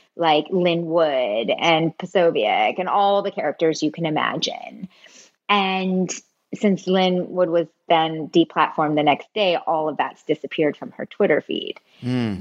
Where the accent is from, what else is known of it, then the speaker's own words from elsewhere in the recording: Bay Area, California, United States; I grew up I grew up in the Bay Area